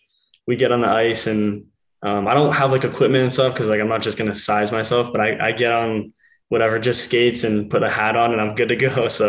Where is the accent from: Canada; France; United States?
Canada; King City, Ontario; also born or lived in Penn State; I was born in live in King City, Ontario